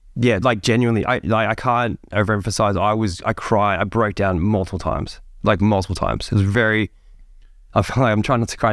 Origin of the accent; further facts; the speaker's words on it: Sydney, New South Wales, Australia; I'm a kid that grew up in Sydney. I grew up in the Hills District of, of there